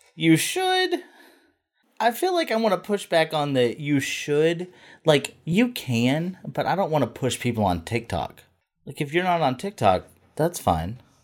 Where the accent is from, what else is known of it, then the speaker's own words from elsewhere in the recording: the South, United States; accent: Southern; I'm from the South